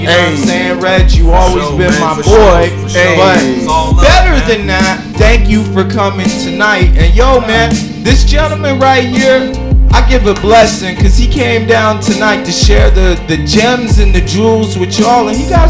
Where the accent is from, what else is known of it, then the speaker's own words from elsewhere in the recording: New York City, New York, United States; also born or lived in Oakland, California; I'm from Brooklyn